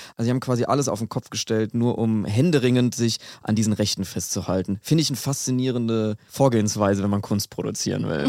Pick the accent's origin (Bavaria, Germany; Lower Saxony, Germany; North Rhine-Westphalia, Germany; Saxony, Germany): Bavaria, Germany; Aschaffenburg; dass in Aschaffenburg, wo ich aufgewachsen bin